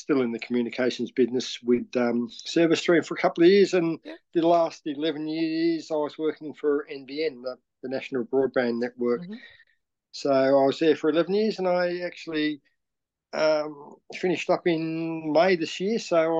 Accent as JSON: {"language": "English", "town": "Launceston", "region": "Tasmania", "country": "Australia", "tie": "born or raised there", "also_born_or_lived": "Brisbane", "said": "I actually grew up in Launceston. Summerhill boy, I suppose."}